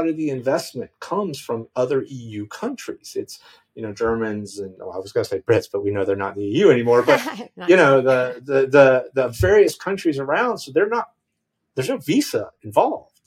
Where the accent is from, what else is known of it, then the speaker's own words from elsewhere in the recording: United States; moved away as an adult; also born or lived in Washington, D.C.; now in Madeira, Portugal; being an American